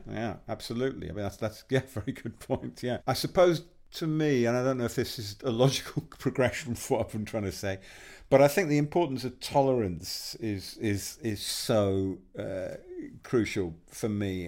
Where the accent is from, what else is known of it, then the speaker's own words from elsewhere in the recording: Yorkshire and the Humber, United Kingdom; I grew up in West Yorkshire